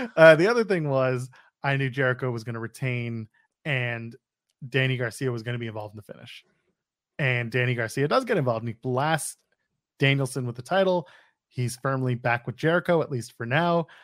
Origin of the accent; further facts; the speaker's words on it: Ottawa, Ontario, Canada; Ottawa, Canada, my hometown